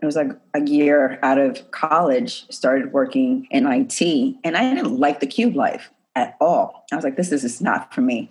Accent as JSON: {"language": "English", "town": "New York City", "region": "New York", "country": "United States", "tie": "born or raised there", "said": "I grew up in the Bronx in New York"}